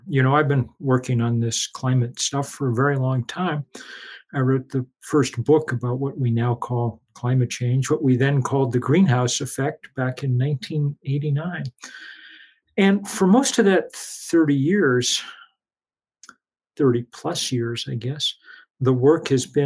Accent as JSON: {"language": "English", "region": "New England", "country": "United States", "tie": "born or raised there", "said": "I grew up in New England mostly"}